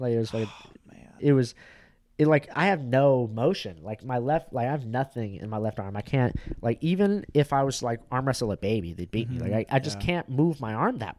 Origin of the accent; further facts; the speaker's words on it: Orange County, California, United States; I'm from Orange County.